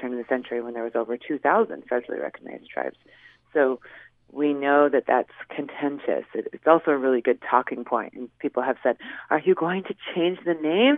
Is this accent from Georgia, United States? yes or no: no; Swinomish Reservation, Washington, United States; born or raised there; also born or lived in Seattle